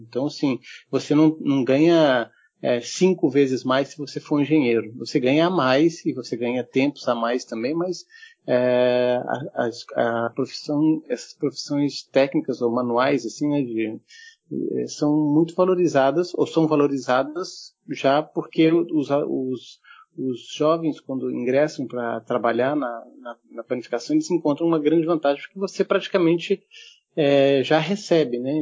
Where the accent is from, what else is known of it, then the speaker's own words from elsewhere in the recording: Germany; also born or lived in Nuremberg; now in Brazil; eu sou nascido na Alemanha, mas moro no Brasil já há muitos anos. Minha mãe é brasileira